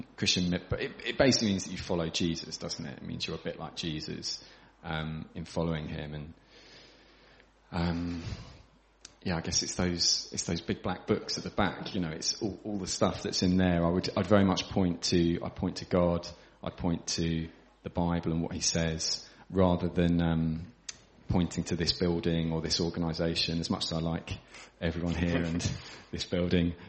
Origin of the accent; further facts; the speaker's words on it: Crowborough, South East England, United Kingdom; also born or lived in London / Manchester; I grew up around here in Crowborough